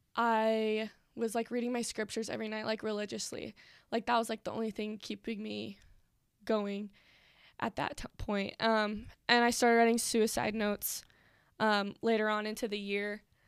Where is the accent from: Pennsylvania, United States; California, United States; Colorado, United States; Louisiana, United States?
Pennsylvania, United States; moved away as an adult; now in Utah, United States; I am from Pennsylvania